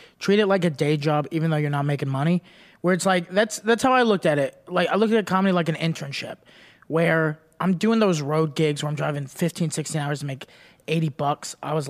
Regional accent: Dallas, Texas, United States; I didn't want to bomb a lot in my hometown.

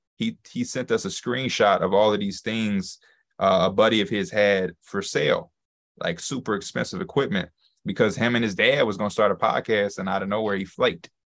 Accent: Chicago, Illinois, United States; I'm from Chicago, born and raised

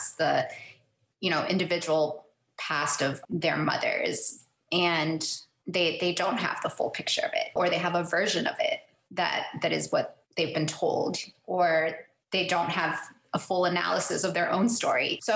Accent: Miami, Florida, United States; growing up in Miami

